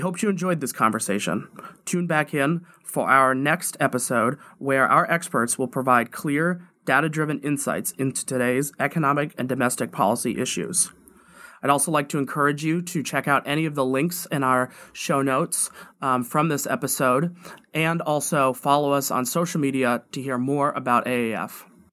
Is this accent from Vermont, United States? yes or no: yes; Vermont, United States; moved away; my hometown, uh, my home state of Vermont